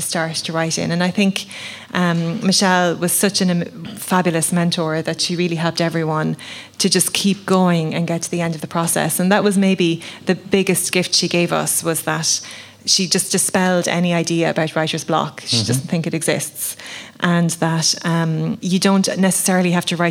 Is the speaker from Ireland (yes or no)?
yes; the Midlands, Leinster, Ireland; I grew up in the Midlands in Laois